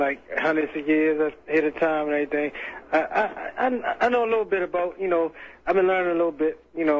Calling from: Baltimore, Maryland, United States; I'm calling from Baltimore.

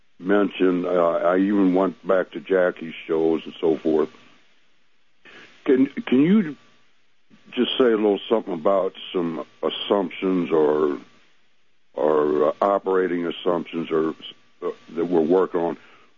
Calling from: Missouri, United States

